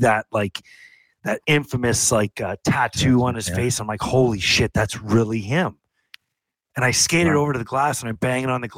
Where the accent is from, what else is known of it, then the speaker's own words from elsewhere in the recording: St. Catharines, Ontario, Canada; I grew up in St. Catharines, which is 45 minutes from Buffalo.